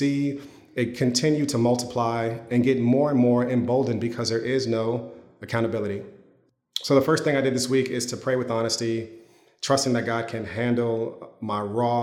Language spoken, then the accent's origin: English; United States; as an American Christian